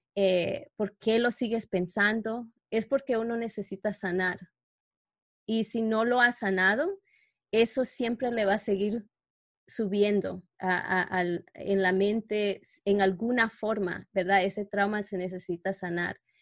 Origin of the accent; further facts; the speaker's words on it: New York, United States; moved away as an adult; now in Canada; trabajaba en Nueva York, como donde yo crecí, ahora que vivo en Canadá